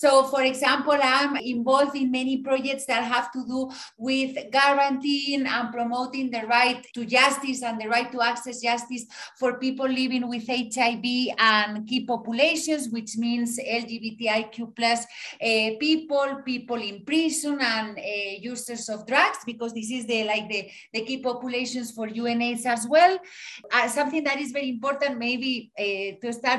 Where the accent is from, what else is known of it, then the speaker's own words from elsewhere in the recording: Spain; moved away as an adult; also born or lived in Madrid / Mexico; now in Guatemala; I am from Spain